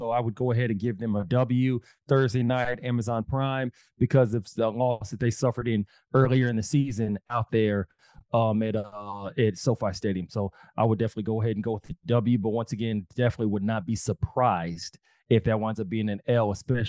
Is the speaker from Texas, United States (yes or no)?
yes; Texas, United States; I'm from Texas.